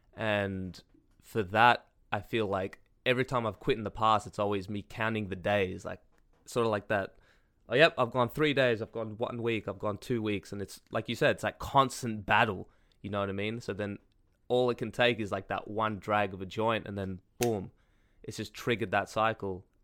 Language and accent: English; Australia; I'm Australian